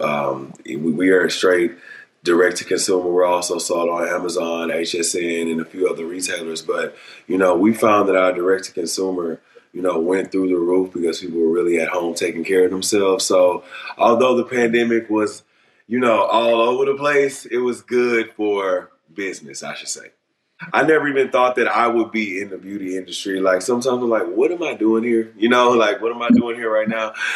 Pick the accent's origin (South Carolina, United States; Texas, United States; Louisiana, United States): Texas, United States; Beaumont; I grew up in the South in Beaumont, Texas.